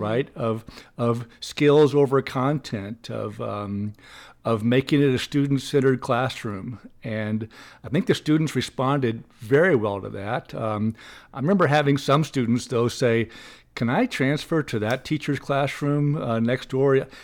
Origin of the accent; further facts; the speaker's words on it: Little Rock, Arkansas, United States; I grew up in Little Rock, Arkansas, and, uh, went mostly to Catholic schools in Little Rock.